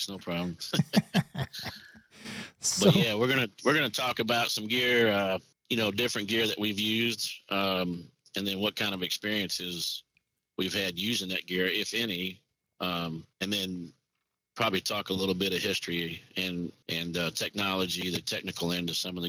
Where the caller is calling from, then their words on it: Indiana, United States; That I am calling from Indiana today.